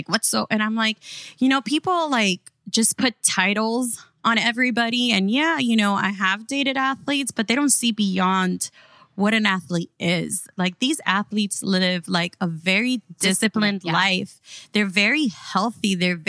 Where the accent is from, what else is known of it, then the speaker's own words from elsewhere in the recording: Miami, Florida, United States; throughout reality TV and just growing up in Miami, we have realized that there's like this stigma that surrounds who Miami is